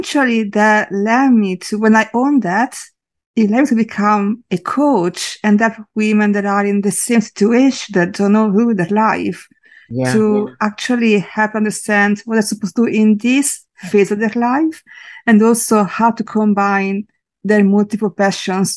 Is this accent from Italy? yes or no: yes; a small town on the east coast of Italy, Italy; now in London, United Kingdom; I am from a very small town on the east coast of Italy, but I am living in London in the UK right now.